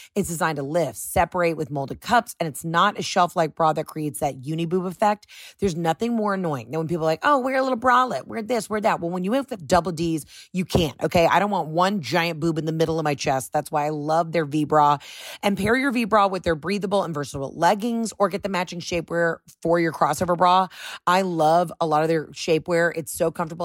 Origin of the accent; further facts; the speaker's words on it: the South, United States; I'm a gal from the South